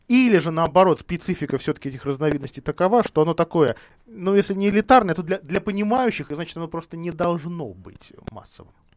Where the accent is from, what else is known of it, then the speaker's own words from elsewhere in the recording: Vladimir, Vladimir Oblast, Russia; я из, из Владимира